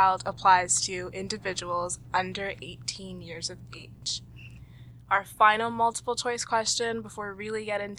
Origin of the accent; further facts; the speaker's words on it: Toronto, Ontario, Canada; I was also born in Toronto